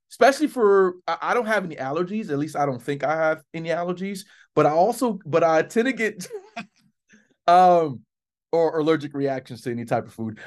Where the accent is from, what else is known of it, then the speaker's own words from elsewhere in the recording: South Florida, United States; I'm from Florida.